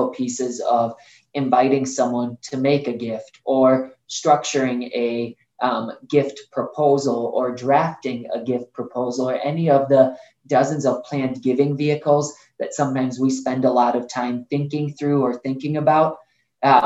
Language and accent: English; Bosnia & Herzegovina; now in United States; when my mom and I had the opportunity to move to the United States, I was born in Bosnia